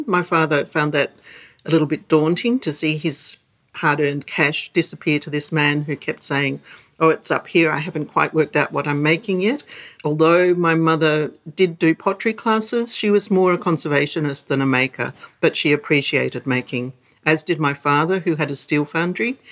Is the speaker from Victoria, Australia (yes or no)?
yes; Melbourne, Victoria, Australia; I grew up on the coast of Beaumaris, in just outside Melbourne